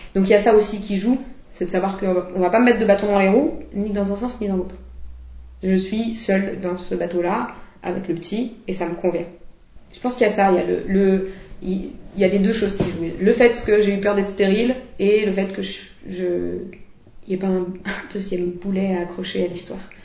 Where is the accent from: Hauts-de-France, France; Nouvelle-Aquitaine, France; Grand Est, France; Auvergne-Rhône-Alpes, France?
Auvergne-Rhône-Alpes, France; Lyon; je suis lyonnaise